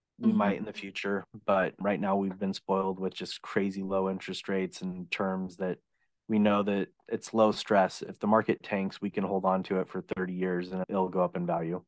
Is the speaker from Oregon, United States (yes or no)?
yes; Oregon, United States; now in California, United States; I grew up in Oregon